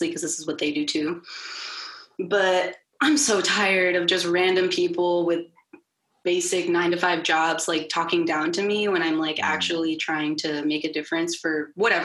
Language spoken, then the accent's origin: English; the South, United States; I was raised in the South.